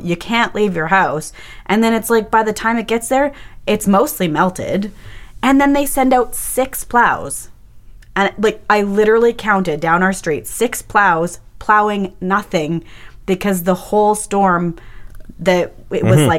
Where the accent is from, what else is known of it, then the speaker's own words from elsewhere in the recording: Winnipeg, Manitoba, Canada; I'm from Winnipeg. I know how this works.